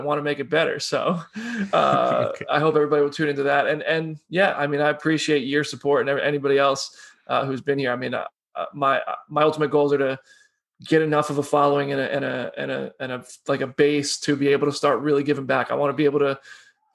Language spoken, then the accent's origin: English; United States; now in Nashville, United States; I'm so American